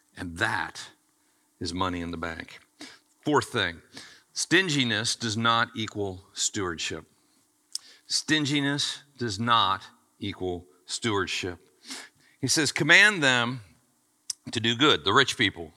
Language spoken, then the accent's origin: English; United States; I was born in America and I get to pastor this church